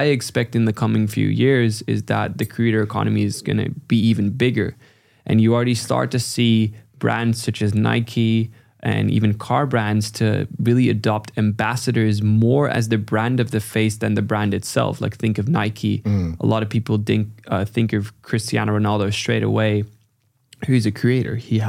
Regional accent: China; My parents are from the Netherlands, but I ended up growing up in China.

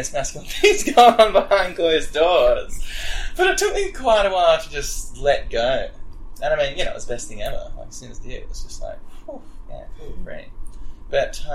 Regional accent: Wagga Wagga, New South Wales, Australia; I grew up in Wagga

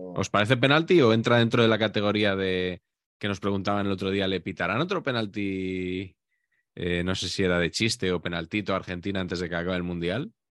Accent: Spain; porque somos españoles

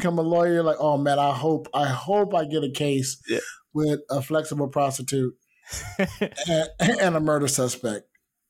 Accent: United States; I am American.

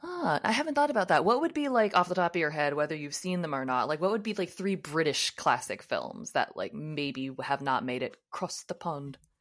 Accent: United States; I'm from the United States

